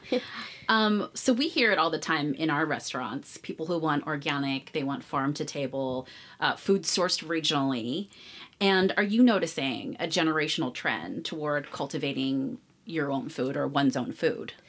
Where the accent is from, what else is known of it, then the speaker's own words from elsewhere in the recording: Berkeley, California, United States; now in Las Vegas, United States; Berkeley, where I'm from. I'm from the Bay Area, the East Bay